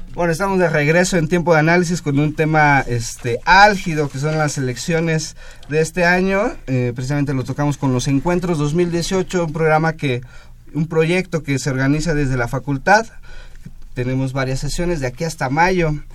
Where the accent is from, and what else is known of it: Mexico